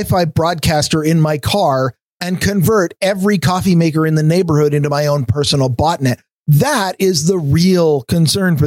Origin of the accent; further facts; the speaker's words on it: United States; I'm an American